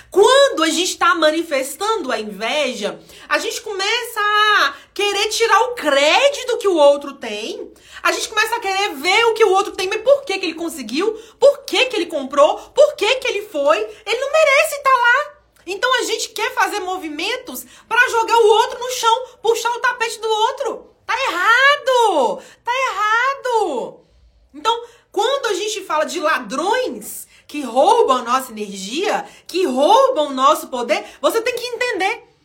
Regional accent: Minas Gerais, Brazil; Aqui em Minas Gerais, para quem não sabe, eu sou mineira, né, gente? Para quem ainda não sacou no meu vocabulário aqui, né, no modo eu falar, eu sou mineira.

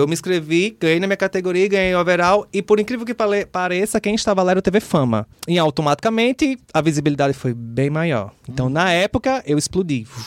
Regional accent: Natal, Rio Grande do Norte, Brazil; moved away as an adult; also born or lived in São Paulo; Quando eu acordei pro mundo, eu saí de Natal. Uhum. Eu fui morar em São Paulo.

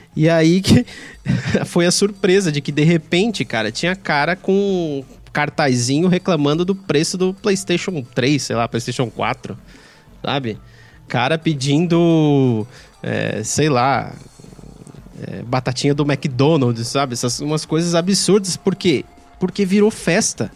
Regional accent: Brazil; a gente, enquanto brasileiro, e eu tô me incluindo aqui

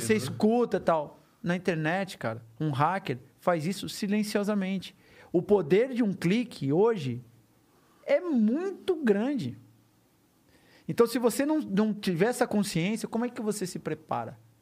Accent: Brazil; eu sou brasileiro

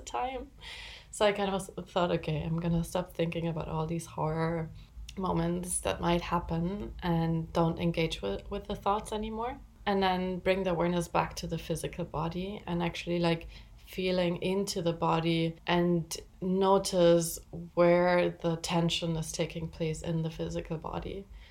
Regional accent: Spain; moved away; I grew up in Spain, so I speak Spanish.

